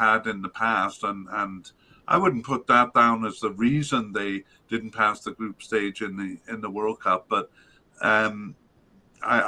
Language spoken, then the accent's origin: English; Canada; as a Canadian